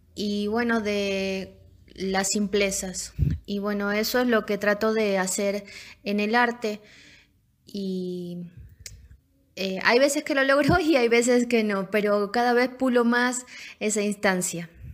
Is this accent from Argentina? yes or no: yes; Tucumán, Argentina; moved away as an adult; vengo de la provincia de Tucumán, ahí nací, y es una provincia que tiene mucho de la parte árabe.